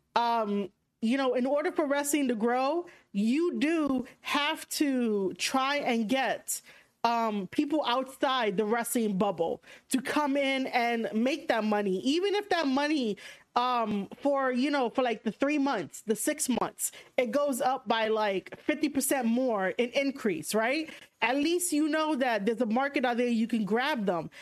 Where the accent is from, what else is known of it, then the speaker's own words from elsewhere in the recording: New York, United States; accent: thick New York; How is my New York accent thick